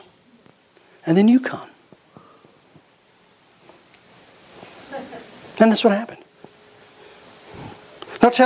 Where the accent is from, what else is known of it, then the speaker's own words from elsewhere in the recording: Kentucky, United States; I grew up in Kentucky